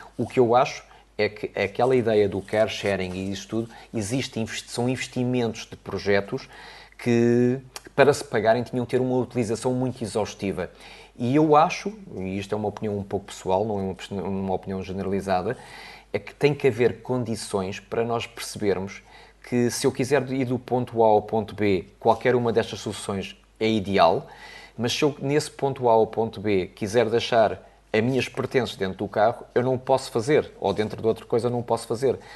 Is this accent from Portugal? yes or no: yes; Portugal; como bom português